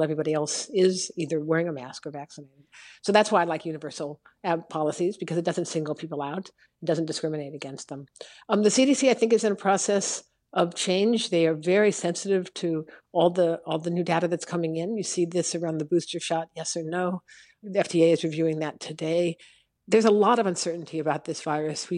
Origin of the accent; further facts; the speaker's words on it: Los Angeles, California, United States; now in Chicago, United States; I'm a Californian by birth